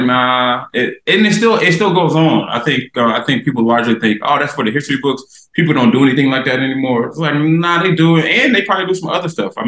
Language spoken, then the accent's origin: English; Myrtle Beach, South Carolina, United States; moved away; Born and raised in Myrtle Beach, South Carolina, near the coast